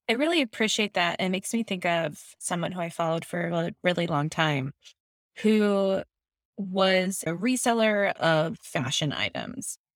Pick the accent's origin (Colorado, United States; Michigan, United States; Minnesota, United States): Minnesota, United States; I am a Minnesotan, but my family says y'all